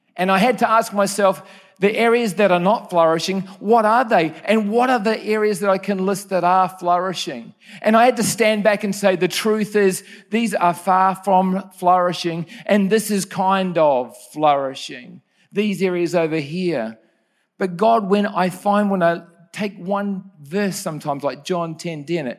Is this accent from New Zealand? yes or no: yes; New Zealand; Growing up in New Zealand was a, a great place to grow up